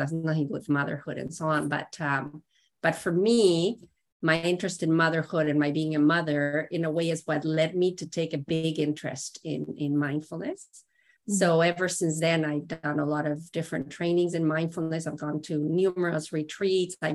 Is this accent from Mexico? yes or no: yes; Mexico; moved away as an adult; now in Canada; I was born and raised in Mexico. And when I was 20, I moved to Canada